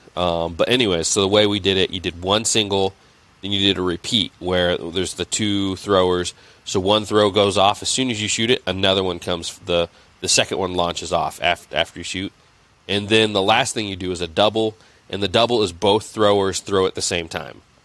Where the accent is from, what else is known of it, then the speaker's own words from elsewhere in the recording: Indiana, United States; I grew up in Indiana